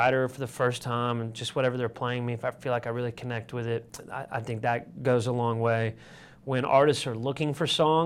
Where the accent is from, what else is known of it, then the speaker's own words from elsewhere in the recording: Sparta, Michigan, United States; moved away; growing up in Sparta